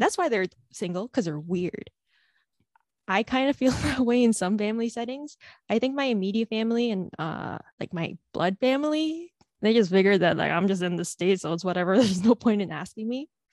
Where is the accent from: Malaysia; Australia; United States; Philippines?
Philippines; as an Asian, as a Filipino